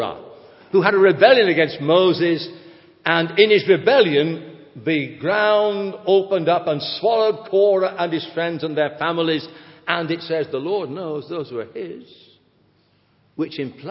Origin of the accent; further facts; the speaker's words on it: England, United Kingdom; we're English